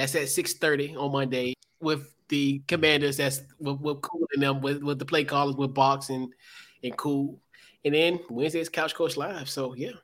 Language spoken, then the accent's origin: English; Henrico County, Virginia, United States; I'm from Henrico County